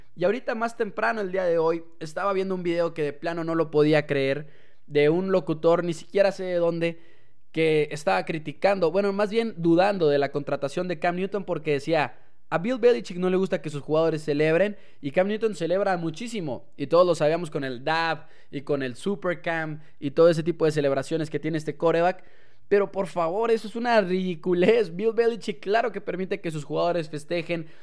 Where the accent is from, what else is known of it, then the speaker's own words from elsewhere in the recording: Mexico; nosotros como aficionados mexicanos